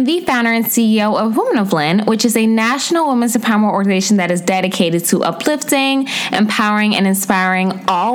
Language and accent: English; the DMV, DC metropolitan area, United States; I'm from the DMV.